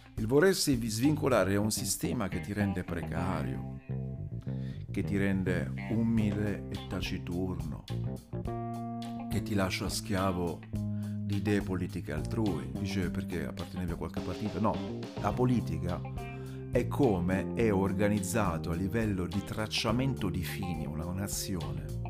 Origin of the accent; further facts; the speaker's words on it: Rome, Lazio, Italy; sono di Roma